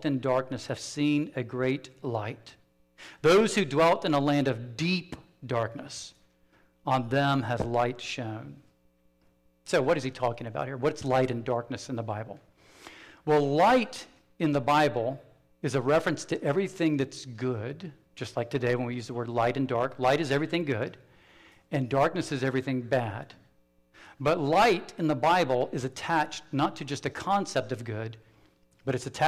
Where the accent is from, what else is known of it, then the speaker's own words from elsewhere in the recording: South Carolina, United States; I'm from South Carolina.